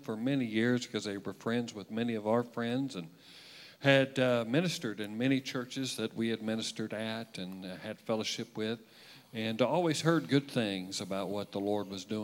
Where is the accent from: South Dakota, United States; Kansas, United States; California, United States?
Kansas, United States; Wichita; I was born in Wichita.